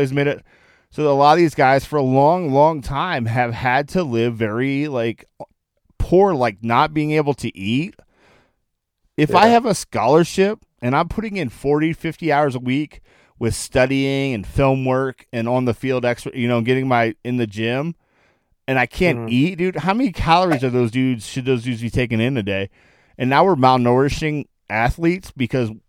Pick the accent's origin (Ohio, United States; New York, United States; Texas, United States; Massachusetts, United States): Ohio, United States; Akron; I'm from Akron, Ohio